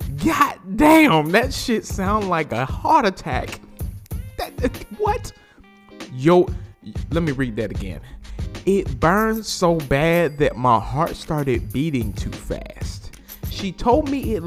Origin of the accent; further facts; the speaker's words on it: New Orleans, Louisiana, United States; accent: New Orleans; my New Orleans accent